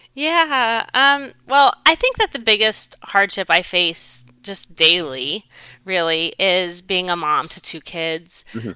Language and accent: English; Southwest Florida, United States; also born or lived in Fairfax, Virginia / Washington, D.C.; my husband and I, decided to come back to my hometown of Southwest Florida in 2008